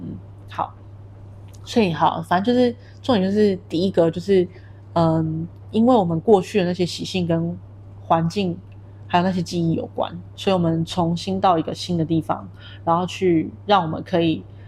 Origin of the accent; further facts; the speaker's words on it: Taiwan; moved away as an adult; now in Kuala Lumpur, Malaysia; 你在台湾的话，因为你是从小在那里土生土长的